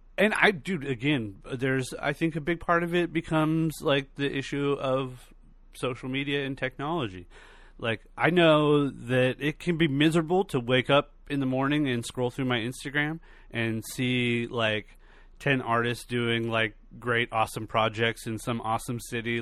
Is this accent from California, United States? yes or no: yes; California, United States; I was born and raised in California